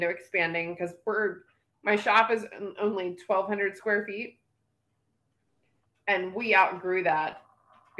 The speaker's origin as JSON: {"language": "English", "town": "Lancaster", "region": "Pennsylvania", "country": "United States", "tie": "born or raised there", "said": "my hometown, which is in Lancaster, Pennsylvania"}